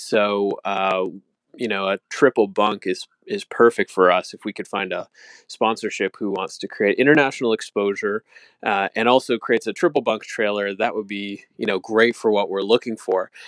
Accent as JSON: {"language": "English", "country": "Canada", "said": "we're also Canadian"}